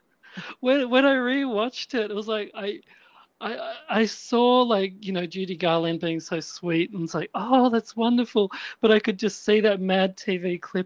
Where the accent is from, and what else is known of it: Australia; now in Melbourne, Australia